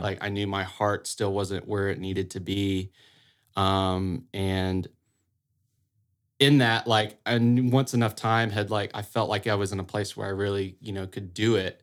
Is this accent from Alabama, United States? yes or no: yes; a little town outside of Auburn, Alabama, United States; moved away as an adult; now in Saint Augustine, United States; I'm originally from a little town outside of Auburn, Alabama